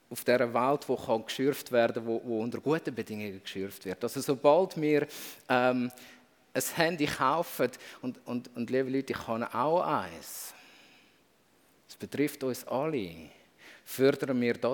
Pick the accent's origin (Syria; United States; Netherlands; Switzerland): Switzerland; wenn ich plötzlich merke, ich bin als Schweizer nie auf der Opferseite von dem Gebot.